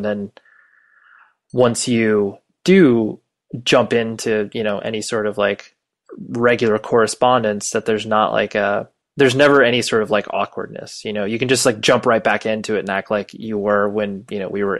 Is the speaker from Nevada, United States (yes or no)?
yes; Las Vegas, Nevada, United States; born there; The one question I always get every time I tell anybody I was born in Vegas